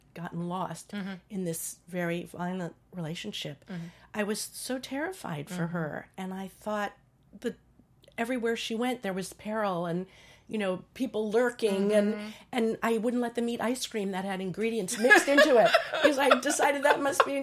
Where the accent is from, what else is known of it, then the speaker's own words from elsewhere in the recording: New York, United States; moved away as an adult; I'm a New Yorker